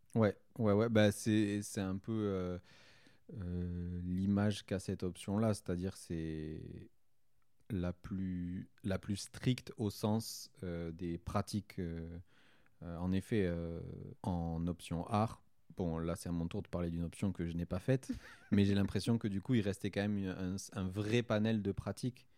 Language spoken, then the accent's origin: French; Saint-Gaudens, Occitania, France; j'ai grandi en région toulousaine. En fait, j'ai toujours, je suis toujours resté en région toulousaine. J'y habite toujours aujourd'hui.